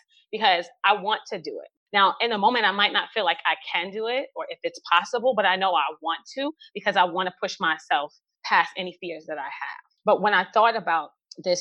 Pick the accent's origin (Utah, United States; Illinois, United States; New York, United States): New York, United States; New York City; I grew up in New York City in the 80s during the crack epidemic.